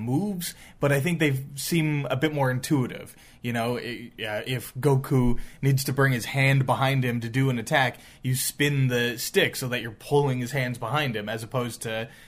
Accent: Canada; We're Canadian

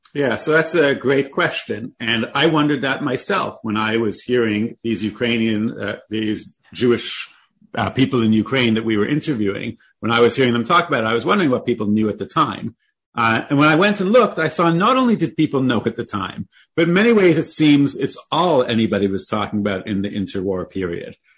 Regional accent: Toronto, Ontario, Canada; I was born in Toronto, Canada

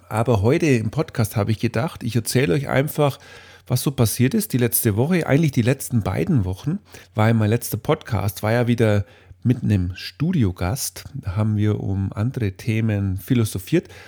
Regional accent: Bavaria, Germany; Ich komme ja aus Bayern und äh, bei uns hier in diesem kleinen fränkischen Dorf oder eigentlich in allen Dörfern in der Gegend ist der 1. Mai durchaus ein wichtiges Fest.

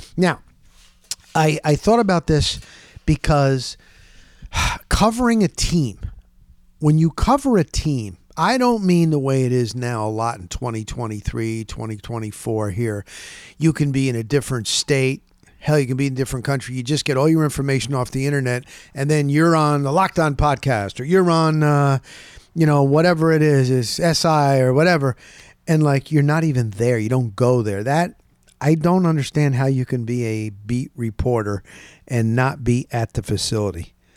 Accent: New Jersey, United States; moved away as an adult; also born or lived in Littleton, Colorado; now in Tampa, United States; I came down here. I'm from New Jersey.

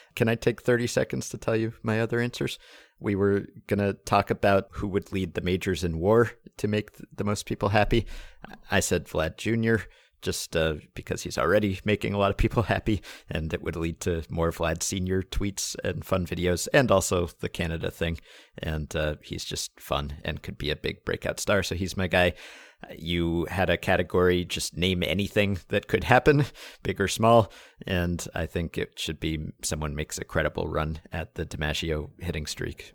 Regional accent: New York, United States; I am a New Yorker

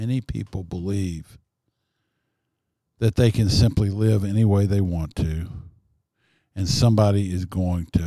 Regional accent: Texas, United States; born there; I was born in Kaufman County, Texas.

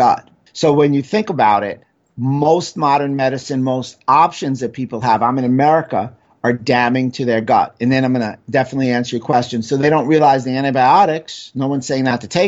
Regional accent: New York City, New York, United States; growing up in New York City

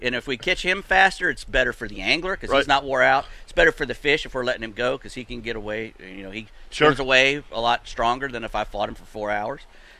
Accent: Destin, Florida, United States; I grew up in Destin

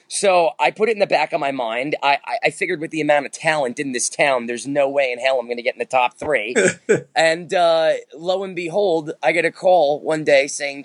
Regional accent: Manhattan, New York, United States; born there; also born or lived in New Jersey / Yonkers; I was born in Manhattan in the Bronx. I lived there for a little bit. Then we moved over to Jersey. Then we moved back to Yonkers. So I can say I was in the tri-state area most of my adult life.

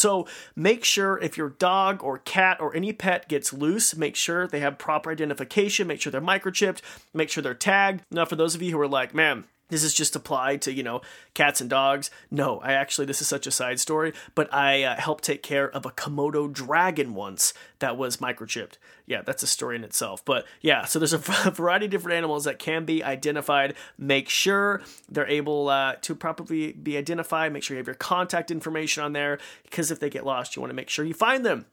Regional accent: Marsing, Idaho, United States; my hometown of Marcin, Idaho.

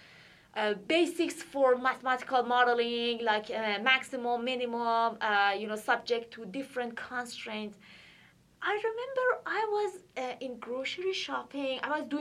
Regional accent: Iran; moved away as an adult; also born or lived in Athens, Ohio, United States; now in United States; I'm originally from Iran, and I did my PhD in Ohio University in Athens

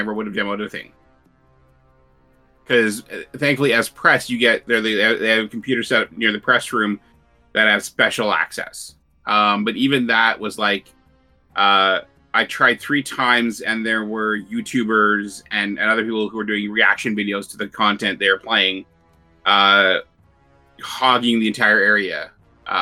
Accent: Canada; I'm Canadian

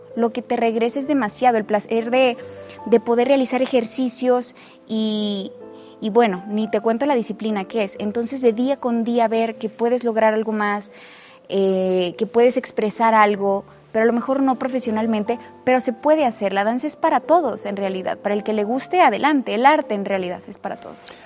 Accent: Saltillo, Coahuila, Mexico; soy de Saltillo

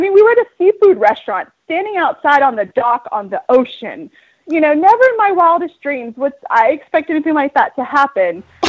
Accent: Florida, United States; I'm a Southern girl. I grew up in the Panhandle of Florida.

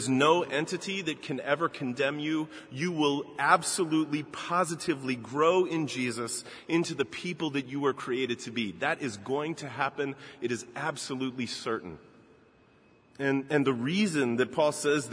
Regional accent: Baltimore, Maryland, United States; my hometown in Baltimore

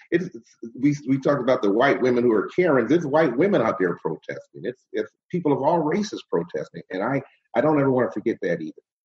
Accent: Cleveland, Ohio, United States; also born or lived in Shaker Heights, Ohio / Solon, Ohio; now in Orange, United States; I grew up on Phillips Avenue in the Glenville area

